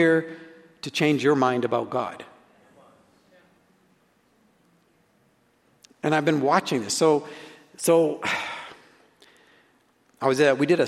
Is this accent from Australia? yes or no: no; Canada; I'm a Canadian